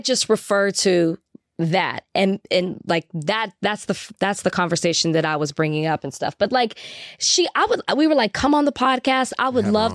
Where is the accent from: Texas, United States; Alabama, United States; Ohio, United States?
Texas, United States; I'm from Texas.